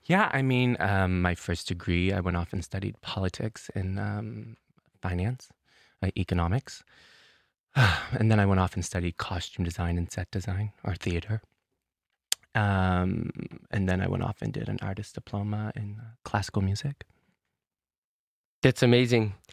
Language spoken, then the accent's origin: English; Truro, Nova Scotia, Canada; moved away as an adult; now in Copenhagen, Denmark; I'm from Nova Scotia. I'm from a place called Truro. It is a, a historically black um, community. Um, that has its ties to um, the Great Migration.